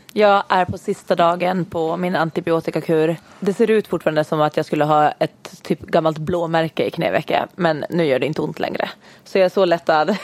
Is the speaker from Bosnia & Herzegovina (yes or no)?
no; Åland Islands; vi kommer ju båda två från Åland. Ja. Yes, så vi har faktiskt till och med gått i samma skola hela vägen.